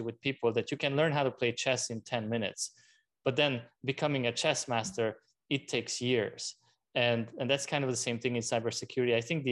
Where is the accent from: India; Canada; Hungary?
Hungary; also born or lived in France; now in United States; I was born in Hungary, and at the time it was still communism